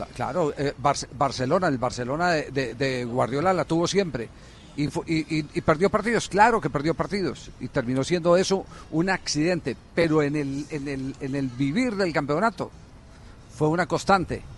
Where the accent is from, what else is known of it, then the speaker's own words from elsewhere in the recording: Manizales, Caldas, Colombia; en mi tierra, en la ciudad de Manizales